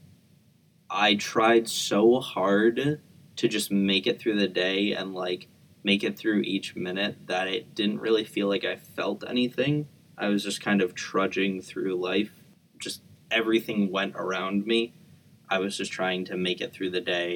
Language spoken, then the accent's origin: English; Chicago, Illinois, United States; I grew up around Chicago